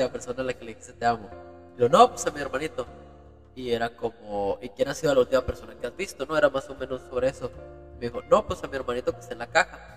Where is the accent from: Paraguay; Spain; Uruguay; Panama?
Uruguay; a mi abuelito que lo dejamos en, en, en, Uruguay, ¿no? Venimos de Uruguay